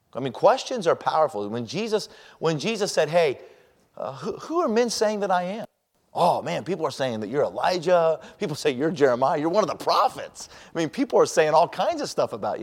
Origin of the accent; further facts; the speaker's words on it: Colorado Springs, Colorado, United States; also born or lived in Denver; I was raised in Colorado Springs, and I came from a religious family or a Christian family, and I grew up as a Christian